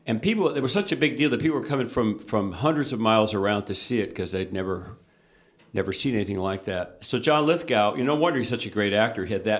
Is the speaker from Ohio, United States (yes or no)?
yes; Yellow Springs, Ohio, United States; moved away as an adult; also born or lived in Mill Valley, California; now in Napa Valley, United States; I'm from a little college town in the Midwest.